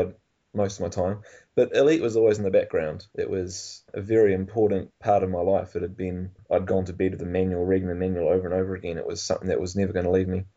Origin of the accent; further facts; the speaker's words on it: Nelson, New Zealand; I'm from Nelson, which is a pretty small town, and Christchurch was the big smoke for me.